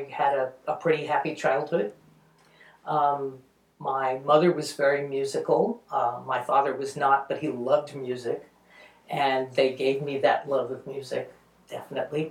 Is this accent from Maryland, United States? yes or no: no; New York City, New York, United States; I grew up in Astoria, Queens